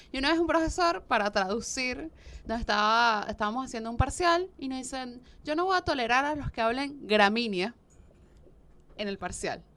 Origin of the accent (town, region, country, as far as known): Venezuela; moved away as an adult; now in Argentina